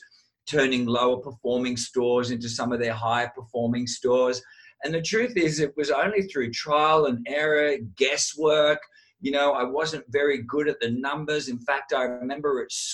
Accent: Sydney, New South Wales, Australia; I was the Italian WOG kid growing up in Sydney, Australia.

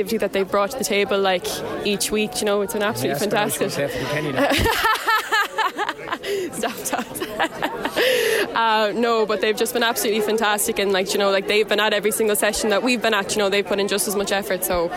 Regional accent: Galway, Connacht, Ireland; moved away; I'm from Galway originally

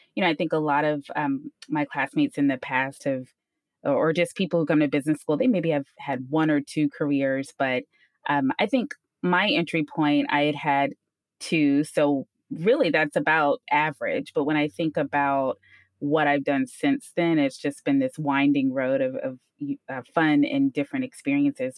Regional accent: Houston, Texas, United States; also born or lived in Ames, Iowa; I'm from Houston, eh, born and bred here, you know, all throughout high school

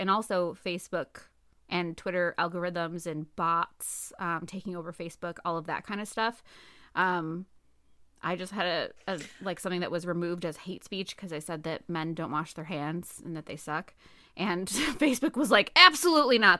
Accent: United States; we're American

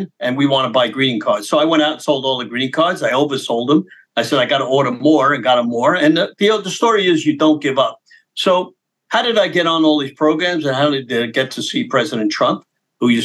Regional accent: New York City, New York, United States; I was born in Brooklyn

